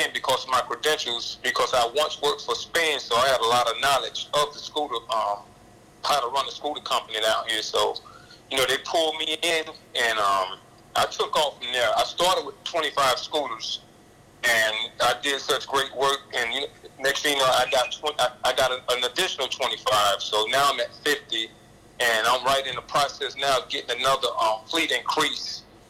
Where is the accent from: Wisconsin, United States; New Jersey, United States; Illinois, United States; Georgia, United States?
Georgia, United States; Atlanta; born there; Well, actually, I was born in Atlanta.